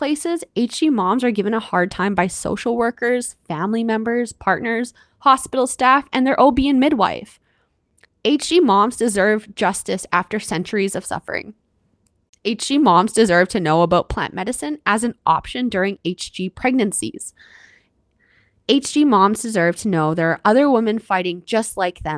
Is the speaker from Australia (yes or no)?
no; Canada; I'm your Canadian host